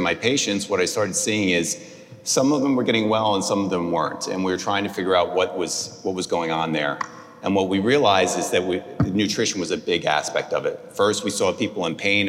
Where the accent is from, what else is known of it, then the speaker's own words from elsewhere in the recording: New Jersey, United States; moved away as an adult; also born or lived in Atlanta; now in Houston, United States; I grew up in New Jersey